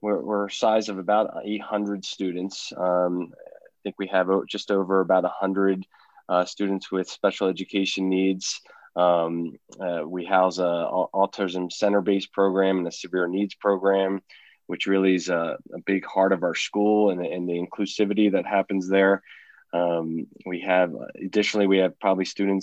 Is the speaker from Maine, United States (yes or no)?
no; New Jersey, United States; now in Colorado, United States; I'm originally from New Jersey